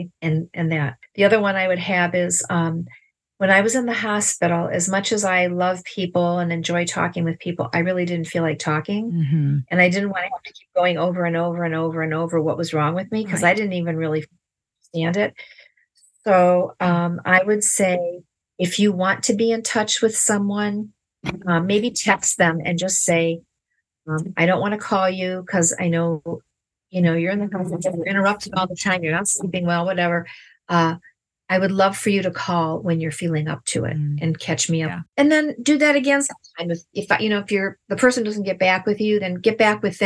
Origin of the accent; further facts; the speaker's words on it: Ohio, United States; We're from Ohio.